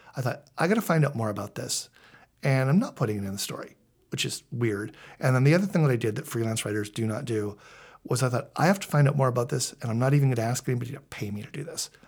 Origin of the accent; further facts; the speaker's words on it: Vancouver, British Columbia, Canada; I grew up in Vancouver. I'm a Scanna kid